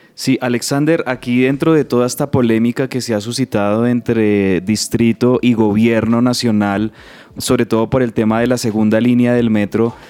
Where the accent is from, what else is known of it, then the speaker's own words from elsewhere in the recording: Bogotá, Colombia; la vida nuestra como bogotanos